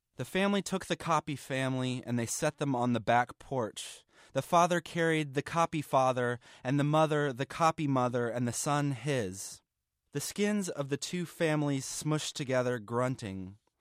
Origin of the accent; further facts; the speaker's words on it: Atlanta, Georgia, United States; I'm from Atlanta, Georgia